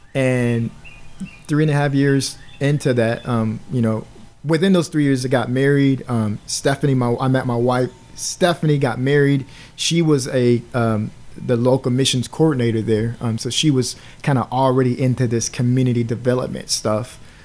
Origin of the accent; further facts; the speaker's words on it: Waterloo, Iowa, United States; Yeah, I'm from Waterloo. Grew up on the east side, which is the more of the urban side. A lot of poverty. A lot of minorities live on that side of the Waterloo.